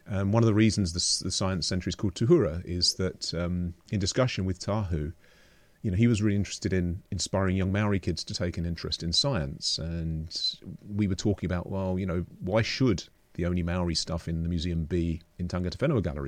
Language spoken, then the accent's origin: English; London, United Kingdom; moved away as an adult; also born or lived in Oxford, United Kingdom; now in Portobello, New Zealand; I grew up in London